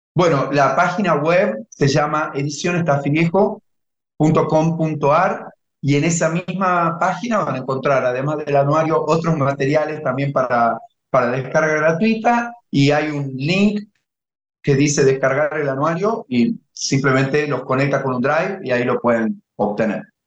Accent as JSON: {"language": "Spanish", "town": "Tafí Viejo", "region": "Tucumán", "country": "Argentina", "tie": "born or raised there", "said": "Tafiviejo es mi ciudad natal."}